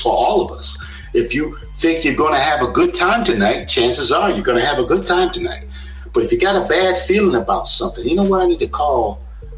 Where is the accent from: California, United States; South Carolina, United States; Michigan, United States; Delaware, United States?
South Carolina, United States; also born or lived in New York; we moved from New York in the early 70s. Down to South Carolina in a rural town with 800 people in the whole town.